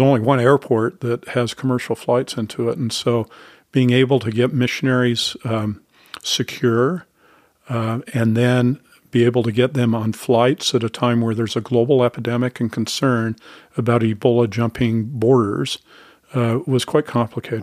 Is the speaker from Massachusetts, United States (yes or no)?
no; Salt Lake City, Utah, United States; moved away as an adult; now in Falls Church, Virginia, United States; I grew up in Salt Lake City